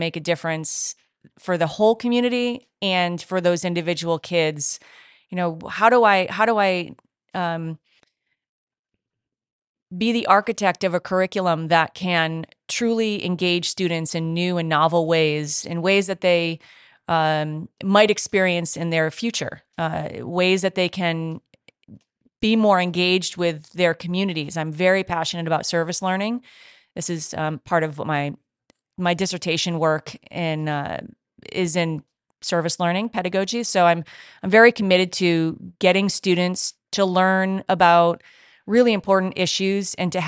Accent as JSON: {"language": "English", "region": "New England", "country": "United States", "said": "I'm from Southern New England, so that's how I have to go that way."}